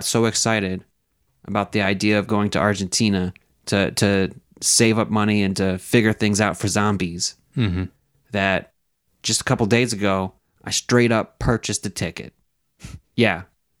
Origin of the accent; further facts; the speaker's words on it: United States; being an American.